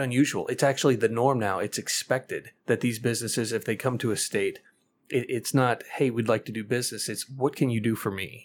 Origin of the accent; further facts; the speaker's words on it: Missouri, United States; my home state of Missouri